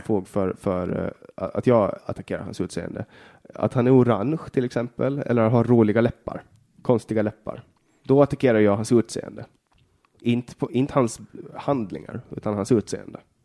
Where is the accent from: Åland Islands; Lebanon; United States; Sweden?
Åland Islands; Jag är född på Åland och bara Åland